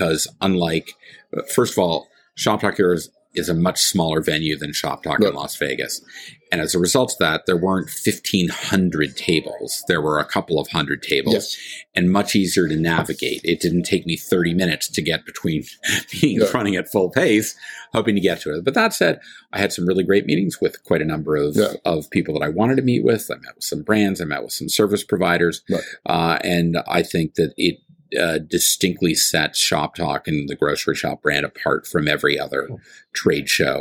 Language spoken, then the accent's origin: English; Canada; I'm a Canadian